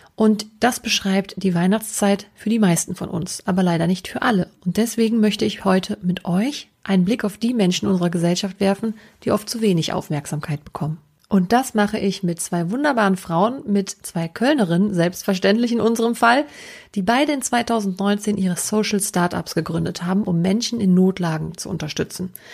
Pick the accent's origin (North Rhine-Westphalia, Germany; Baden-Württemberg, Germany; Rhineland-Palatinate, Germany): North Rhine-Westphalia, Germany; Düren-Jülich region; dem Caritasverband für die Region Düren-Jülich e.V. Das ist dort, wo ich herkomme